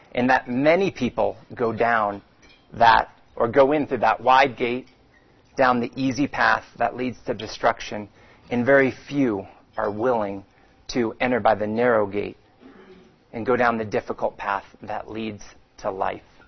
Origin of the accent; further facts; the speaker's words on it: Phoenix, Arizona, United States; I grew up swimming in Phoenix at the age of five